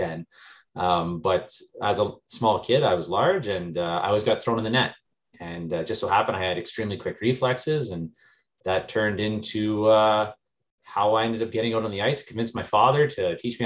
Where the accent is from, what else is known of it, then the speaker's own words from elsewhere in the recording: Kirkland Lake, Ontario, Canada; also born or lived in Englehart, Ontario; I was born and raised in Kirkland Lake, Ontario